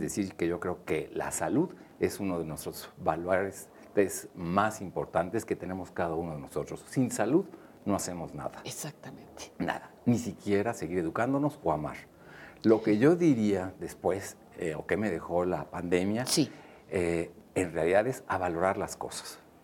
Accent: Mexico; nosotros como mexicanos

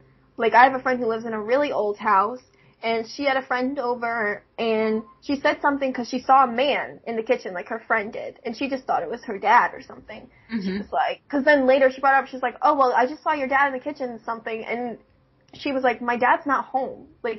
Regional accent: Virginia, United States; born there; because I was born in Virginia, we used to live in Virginia, and we lived in, like, a cul-de-sac, because my dad was in the Navy.

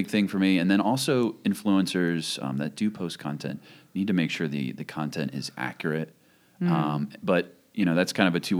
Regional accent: Kennett Square, Pennsylvania, United States; moved away; also born or lived in Philadelphia; I lived in Philly for a number of years, but I grew up in Kennett Square.

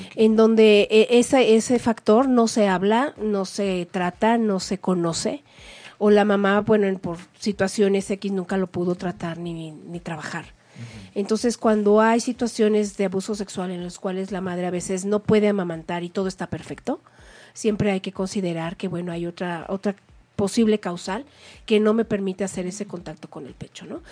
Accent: Mexico; somos las supermamás mexicanas

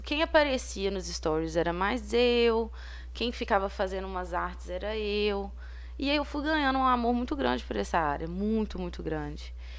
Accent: Ponte Nova, Minas Gerais, Brazil; Eu sou daqui de Ponte Nova

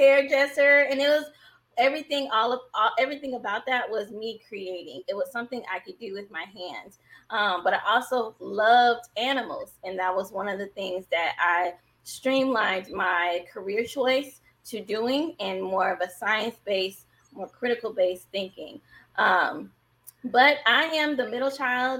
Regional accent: Vallejo, California, United States; also born or lived in San Francisco, California; I'm born in San Francisco, raised in Vallejo, California. So I'm from the Bay Area

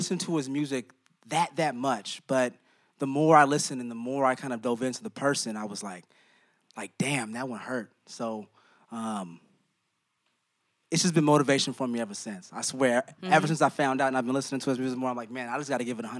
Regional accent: Oakland, California, United States; we're both from the West Coast. We're both from Oakland.

